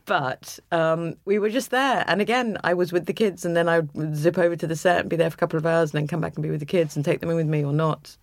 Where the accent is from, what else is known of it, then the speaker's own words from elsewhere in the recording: London, United Kingdom; I was brought up in London, and every holiday we spent in Suffolk.